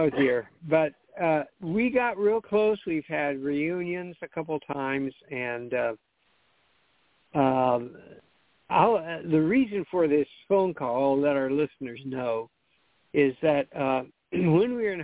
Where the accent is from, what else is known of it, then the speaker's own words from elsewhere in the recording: Pasadena, California, United States; We know each other from growing up in the Pasadena area and going to Lake Avenue Congregational Church